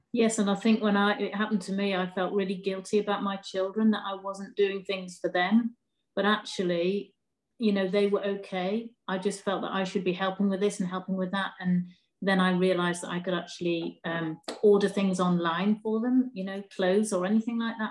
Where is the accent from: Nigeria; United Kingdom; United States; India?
United Kingdom; Durham, North East England; also born or lived in Newcastle; I was born in Durham, which is about 15 miles away